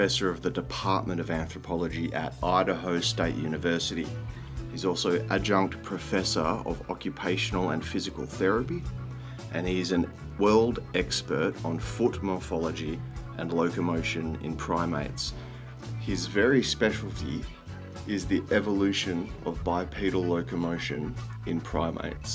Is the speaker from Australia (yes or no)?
yes; Australia; accent: drawling Australian; I'm in Australia, obviously, as you can tell by my drawling accent.